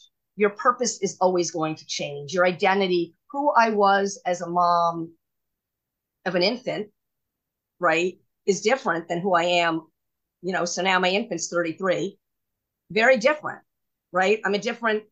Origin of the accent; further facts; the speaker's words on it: New York City, New York, United States; I grew up in New York City, private school